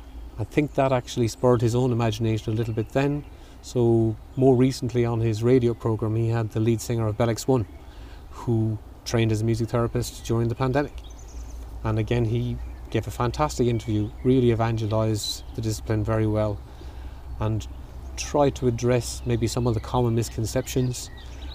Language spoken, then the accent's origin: English; Clonmel, Tipperary, Ireland; I'm from Dillon Street